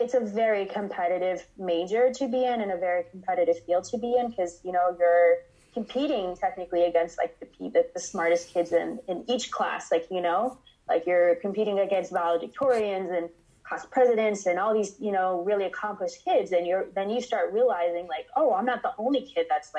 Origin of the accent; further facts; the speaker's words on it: United States; I am first generation American. So my family is from West Africa, Ghana specifically.